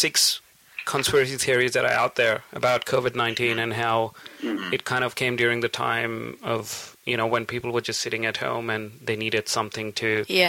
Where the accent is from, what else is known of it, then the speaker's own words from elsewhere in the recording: India; I'm Indian and she's Pakistani.